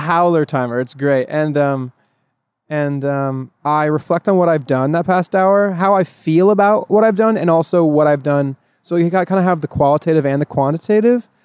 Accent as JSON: {"language": "English", "region": "northern Oregon", "country": "United States", "also_born_or_lived": "Miami", "moved": "as an adult", "said": "I'm from upstate, upstate Oregon. I don't know if people say that, but from very northern, northern part of Oregon"}